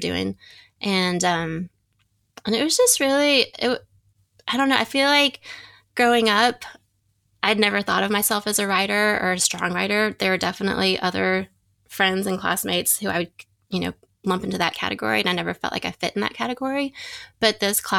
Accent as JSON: {"language": "English", "town": "Nashville", "region": "Tennessee", "country": "United States", "tie": "born or raised there", "moved": "yes", "said": "growing up in Nashville"}